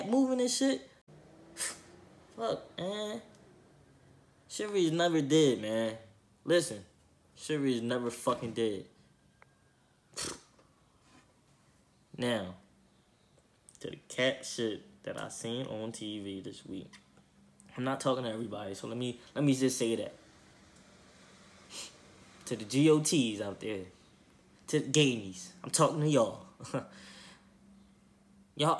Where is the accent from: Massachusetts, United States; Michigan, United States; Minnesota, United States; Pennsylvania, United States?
Pennsylvania, United States; Philadelphia; I'm from Philly